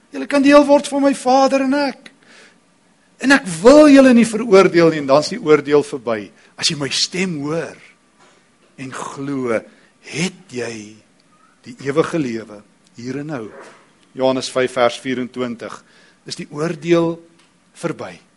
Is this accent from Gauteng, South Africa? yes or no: yes; East Rand, Gauteng, South Africa; ek kom van die Oosrand af.